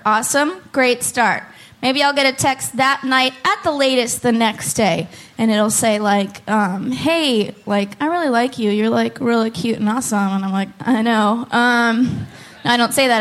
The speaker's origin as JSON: {"language": "English", "town": "Oakland", "region": "California", "country": "United States", "moved": "as an adult", "lives_now": "Portland, United States", "said": "I'm from Oakland"}